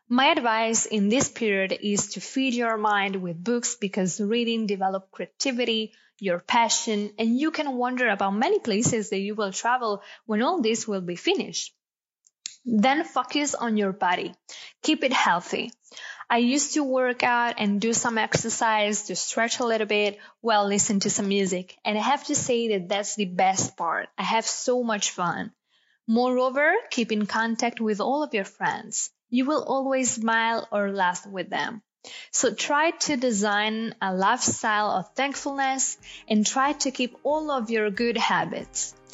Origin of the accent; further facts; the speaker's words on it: Bergamo, Lombardy, Italy; I'm from Bergamo, a lovely city in the north of Italy. I'm a first year student at the University of Bergamo.